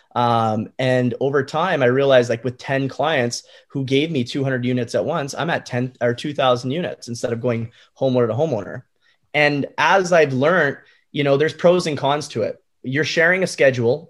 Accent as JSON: {"language": "English", "country": "Canada", "said": "I'm Canadian"}